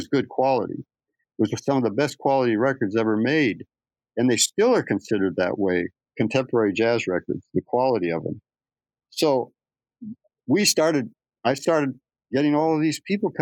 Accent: Phoenix, Arizona, United States; I was raised in Phoenix

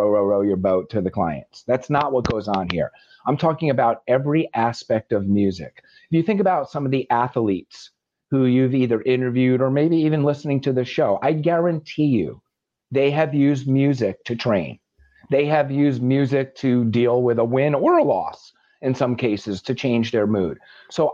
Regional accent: the Catskills, New York, United States; I grew up in the Catskills

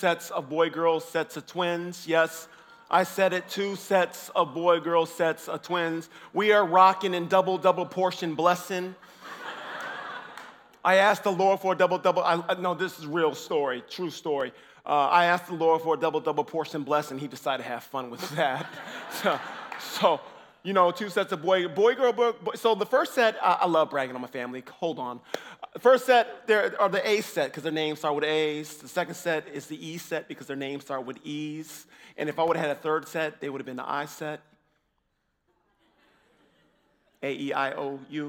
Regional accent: Illinois, United States; I'm from Illinois. I'm from the States.

